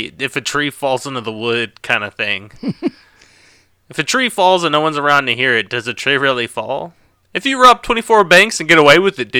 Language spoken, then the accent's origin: English; South Texas, United States; I'm Irish, too, and I'm from South Texas